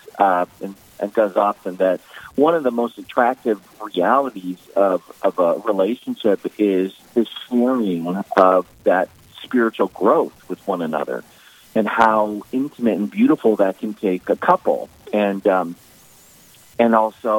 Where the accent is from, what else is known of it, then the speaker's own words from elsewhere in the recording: the Dakotas, United States; now in New York, United States; as a kid growing up in the Dakotas